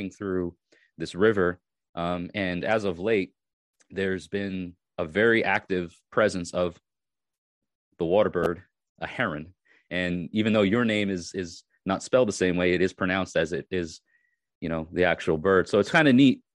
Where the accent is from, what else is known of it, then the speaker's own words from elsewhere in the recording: New York, United States; moved away as an adult; now in Tennessee, United States; I'm originally from New York, and I moved to Tennessee